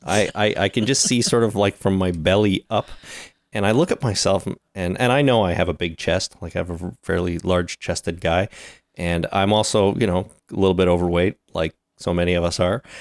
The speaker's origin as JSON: {"language": "English", "country": "Canada", "said": "We are so Canadian."}